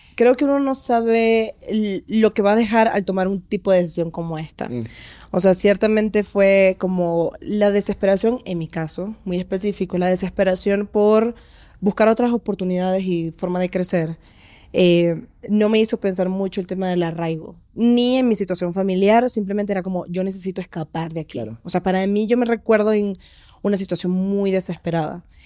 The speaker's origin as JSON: {"language": "Spanish", "town": "Maracaibo", "region": "Zulia", "country": "Venezuela", "moved": "as an adult", "lives_now": "Mexico City, Mexico", "said": "vengo de Maracaibo, estudié comunicación social en Urbe"}